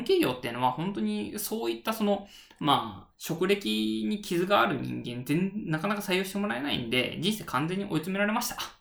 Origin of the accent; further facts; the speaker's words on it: Japan; 人間としての出身地は、えー、四国、中国地方ですね